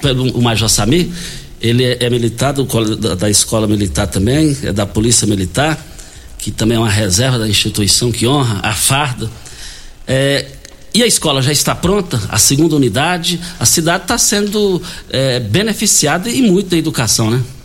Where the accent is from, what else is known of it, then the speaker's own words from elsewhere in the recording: Douradinho, Goiás, Brazil; no quilômetro 6, saída para Itumbiara, ali que nós nascemos no Douradinho.